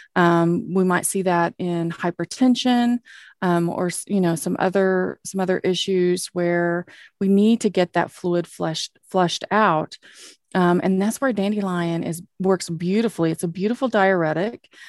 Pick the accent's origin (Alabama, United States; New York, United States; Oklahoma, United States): Oklahoma, United States; accent: Okie; my oaky accent